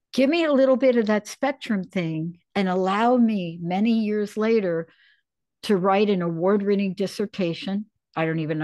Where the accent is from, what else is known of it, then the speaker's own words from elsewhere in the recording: New York City, New York, United States; I was this crazy little kid growing up in the Bronx